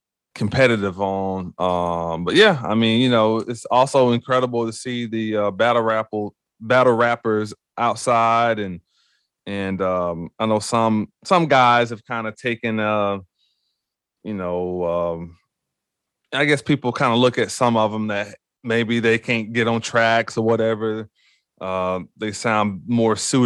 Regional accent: the South, United States; moved away; also born or lived in Columbus, Ohio; growing up in the South

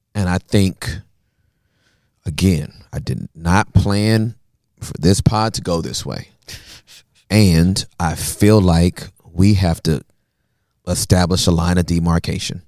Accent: United States; even as an American

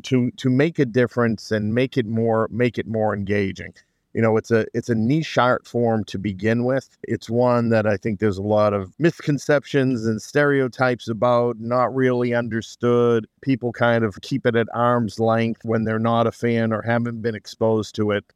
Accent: Somerville, Massachusetts, United States; moved away as an adult; now in Malden, United States; I grew up in Somerville

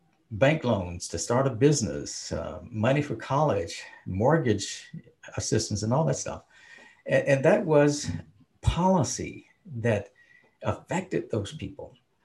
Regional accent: the South, United States; But we as black people, we knew, because we came from the South, the three of us. We were from the South. We grew up in with Jim Crowism.

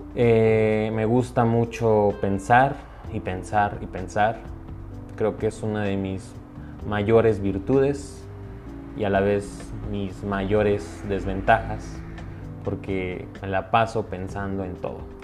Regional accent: Mexico; Soy mexicano.

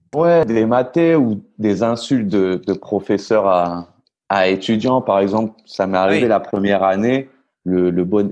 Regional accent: Orléans, Centre-Val de Loire, France; moved away as an adult; also born or lived in Nice / Paris; now in Argentina; je suis niçois. Enfin, j'ai grandi à Orléans. Je suis, je me considère niçois

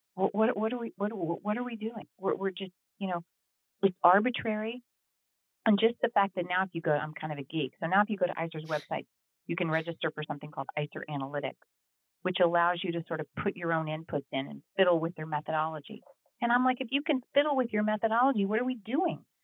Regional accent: Texas, United States; moved away; I am from Texas originally

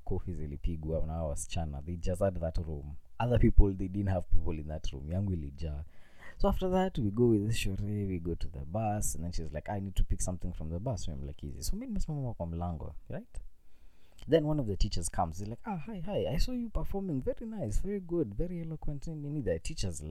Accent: Nairobi, Kenya; I was a guy from Nairobi. My English was on point.

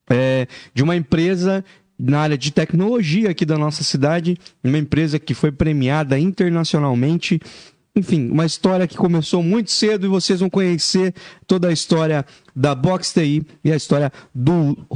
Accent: Joinville, Santa Catarina, Brazil; Sou, sou de Joinville.

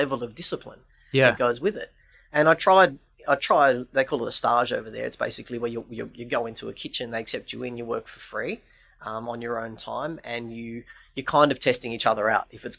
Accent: Sydney, New South Wales, Australia; moved away as an adult; also born or lived in United Kingdom / Europe; now in Melbourne, Australia; Came to Melbourne, after growing up in Sydney

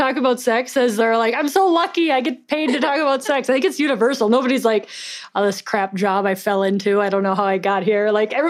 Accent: Minnesota, United States; I'm Minnesotan

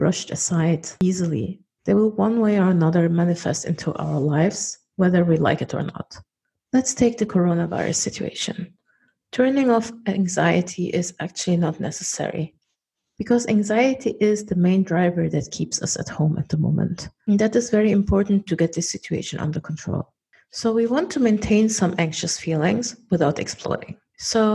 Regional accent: Germany; moved away; I was born and raised in Germany and I'm a German national

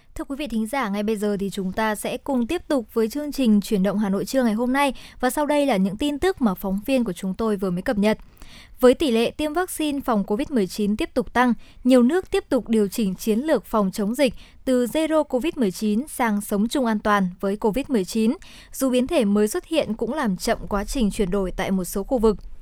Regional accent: Hòa Bình, Vietnam; quê hương của mình

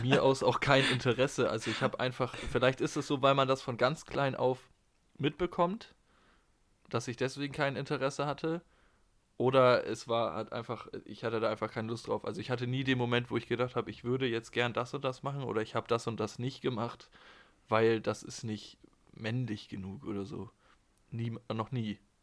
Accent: Germany; bei uns in Deutschland

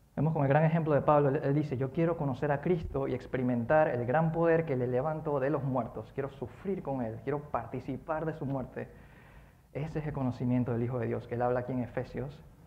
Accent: Colón, Panama; Cuando era pequeño yo vivía en Colón

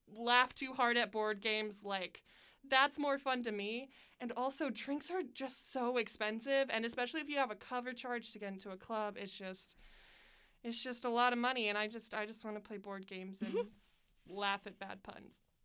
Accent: Pendleton, Indiana, United States; also born or lived in Muncie, Indiana; I moved to um, Pendleton, Indiana, and then I lived there till I was 17

